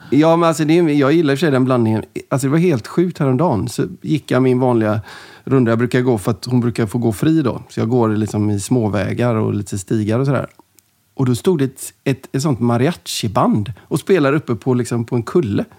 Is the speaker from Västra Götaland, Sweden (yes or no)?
yes; Gothenburg, Västra Götaland, Sweden; Jag växte upp i, i Linnéstan, Göteborg